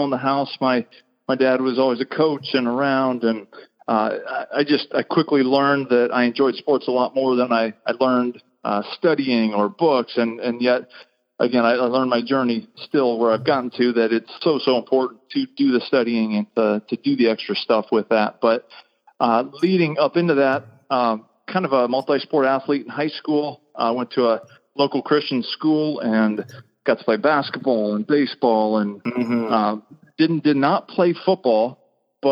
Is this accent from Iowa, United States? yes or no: yes; Pella, Iowa, United States; moved away; I was born in Pella, Iowa, And that is literally a touch of Holland. Is a little touch community of about 10,000 people back in central southwest Iowa